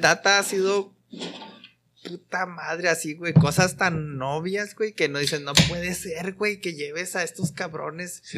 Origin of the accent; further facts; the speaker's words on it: Mexico; uno como mexicano